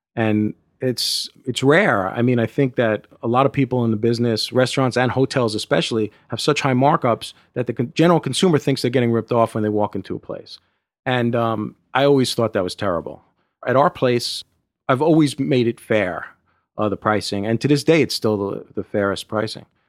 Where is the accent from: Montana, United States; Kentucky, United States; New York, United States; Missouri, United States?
New York, United States; New York City; I grew up in Brooklyn, New York